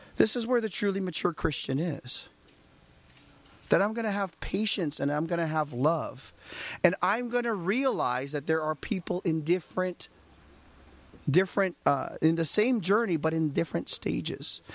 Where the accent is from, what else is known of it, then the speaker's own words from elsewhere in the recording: United States; I'm an American